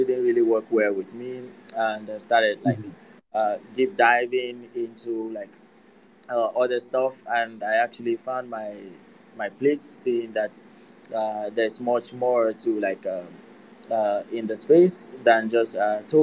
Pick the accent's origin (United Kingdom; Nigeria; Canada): Nigeria; I am from Nigeria and a graduate of electronics